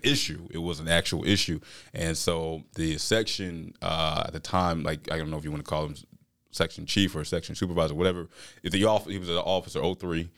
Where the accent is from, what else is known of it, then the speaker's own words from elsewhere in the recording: Albany, Georgia, United States; moved away as an adult; now in Jackson County, Mississippi, United States; I'm from Southwest Georgia, Albany, Georgia